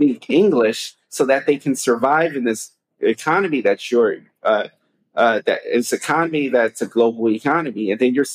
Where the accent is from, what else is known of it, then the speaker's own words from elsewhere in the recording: United States; moved away; I'm American